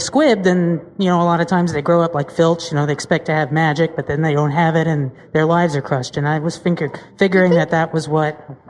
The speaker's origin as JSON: {"language": "English", "town": "St. Louis", "region": "Missouri", "country": "United States"}